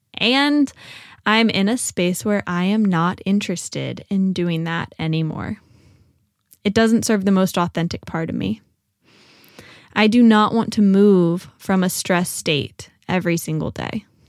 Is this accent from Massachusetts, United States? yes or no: no; Richmond, Virginia, United States; moved away as an adult; also born or lived in Nashville; I made my way back uh, to Richmond. I found myself working at a yoga nonprofit and teaching ceramics at an arts organization. So I was back in my hometown